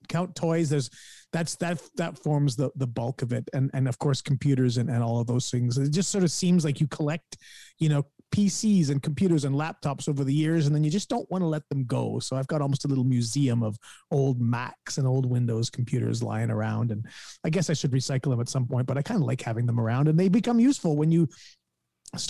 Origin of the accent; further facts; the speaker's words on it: Guelph, Ontario, Canada; here in my hometown of Guelph